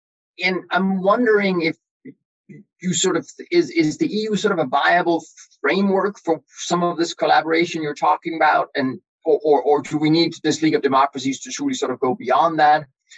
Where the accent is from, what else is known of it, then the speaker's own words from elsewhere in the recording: Denmark; I'm European myself. I'm from Denmark.